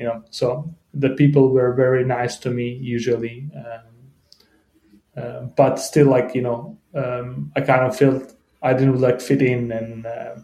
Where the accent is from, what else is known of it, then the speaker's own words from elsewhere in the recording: Denmark; English is a second language; I came to Denmark as like 5 or 6 year old